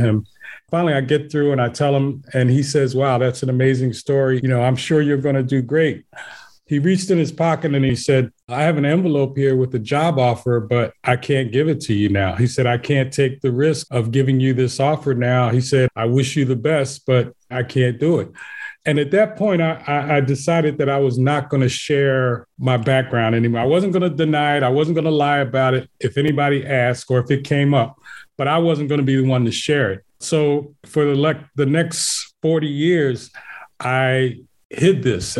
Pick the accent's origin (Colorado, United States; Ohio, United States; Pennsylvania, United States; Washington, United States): Pennsylvania, United States; Philadelphia; born and raised in West Philly.